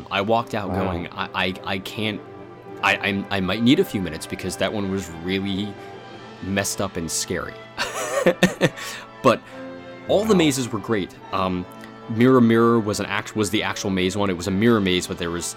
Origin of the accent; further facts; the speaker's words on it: New Jersey, United States; moved away; growing up in New Jersey, I would always go to Fright Fest at Six Flags Great Adventure